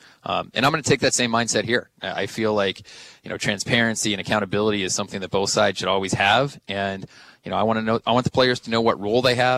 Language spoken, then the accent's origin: English; Southern California, United States; also born or lived in Bay Area, California; now in New York, United States; I grew up in Southern California